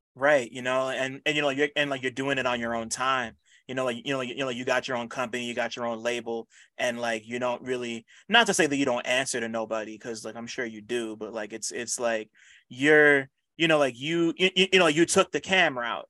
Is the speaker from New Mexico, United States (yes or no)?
no; New Jersey, United States; I'm from Jersey